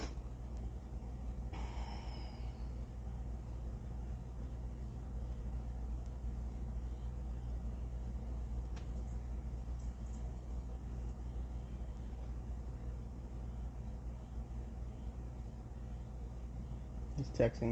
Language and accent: English; Southern California, United States; I grew up in Southern California